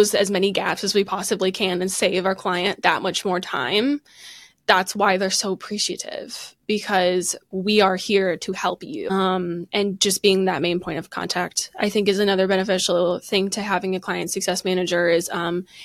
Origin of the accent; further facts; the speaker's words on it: outside of Chicago, Illinois, United States; I grew up outside of Chicago